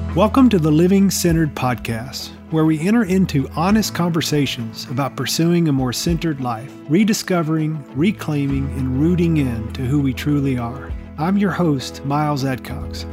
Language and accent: English; New York, United States; also born or lived in Queens, New York / Westchester County, New York; now in Los Angeles, United States; I'm based in Los Angeles, uh, born and raised in New York. I'm the child of Haitian immigrants